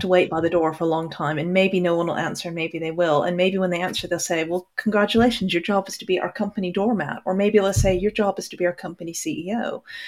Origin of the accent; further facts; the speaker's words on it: Hong Kong; also born or lived in Texas; now in United Kingdom; I grew up in Hong Kong, but was born in Texas or the other way around or something. And I now live in the U K